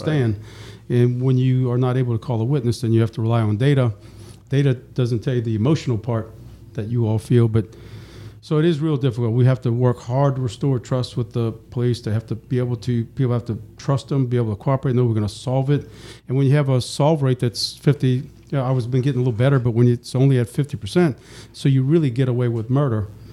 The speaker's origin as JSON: {"language": "English", "town": "New Orleans", "region": "Louisiana", "country": "United States", "tie": "born or raised there", "lives_now": "East Baton Rouge, United States", "said": "I was born and raised in New Orleans"}